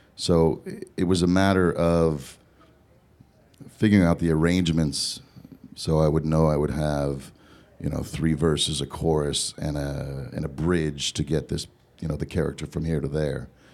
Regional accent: Southern California, United States; born or raised there; also born or lived in Eugene, Oregon

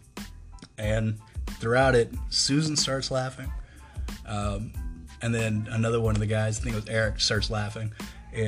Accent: the South, United States; being from the South

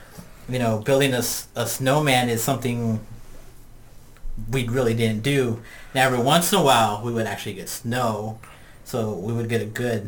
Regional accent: El Paso, Texas, United States; now in Pacific Northwest, United States; growing up in El Paso, Texas, we would go to fake snow.

